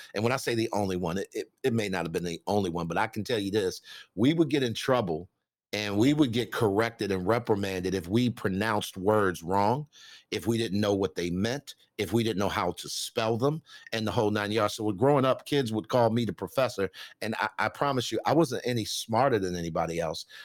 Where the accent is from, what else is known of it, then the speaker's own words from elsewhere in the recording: Baltimore, Maryland, United States; I grew up in South Baltimore, uh, single parent home.